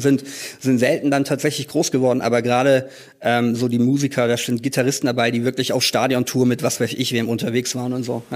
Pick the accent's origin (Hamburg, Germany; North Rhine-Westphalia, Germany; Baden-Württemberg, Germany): Baden-Württemberg, Germany; Tübingen; in Tübingen, das ist meine Heimatstadt, in der ich auch äh, gerade lebe